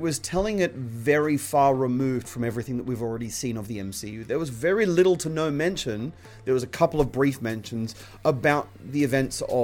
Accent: Australia; growing up in Australia

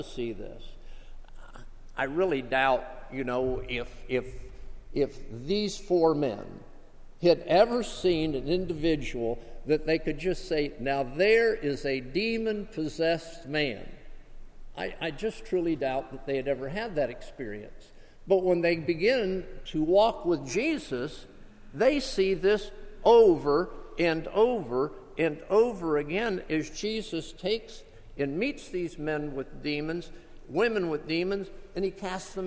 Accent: South Florida, United States; moved away; also born or lived in Gulfport, Mississippi; I grew up in South Florida

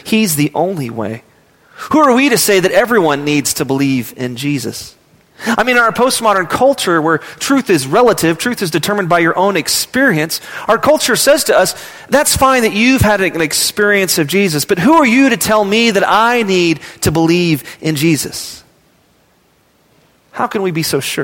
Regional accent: Midland, Texas, United States; I was from Midland, Texas.

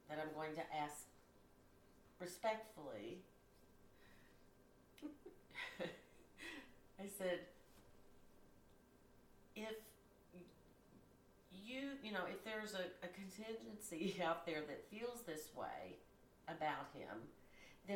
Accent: Kentucky, United States; I was born and raised in Kentucky

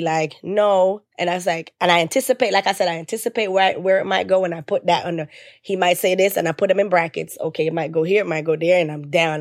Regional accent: Jamaica; I'm Jamaican

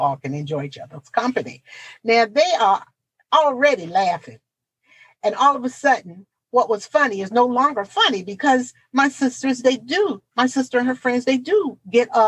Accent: Portsmouth, Virginia, United States; my hometown, the city of Portsmouth, Virginia

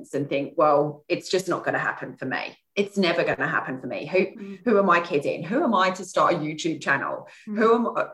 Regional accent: Kent, South East England, United Kingdom; I come from Kent.

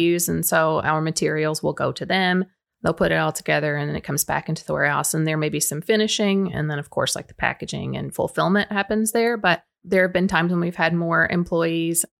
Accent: Baxter, Tennessee, United States; my Baxter roots are very deep. I live on Bruce Ridge Road

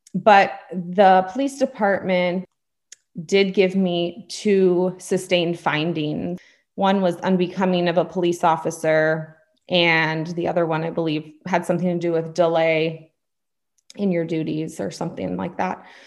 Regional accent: California, United States; also born or lived in Pennsylvania; hail from California

